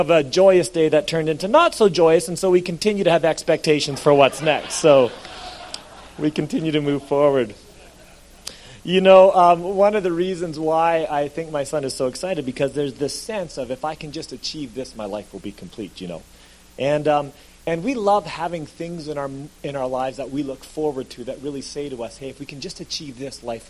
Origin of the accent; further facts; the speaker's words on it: Alberta, Canada; moved away as an adult; now in British Columbia, Canada; I was from Alberta